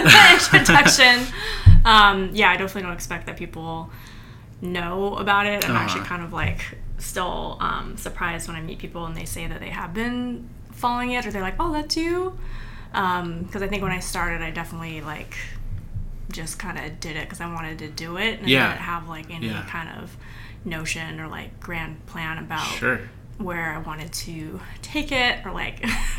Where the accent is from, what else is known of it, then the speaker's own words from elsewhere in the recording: Seattle, Washington, United States; so I was born and raised in Seattle, and I've been here most of my life except about 5 years in New York.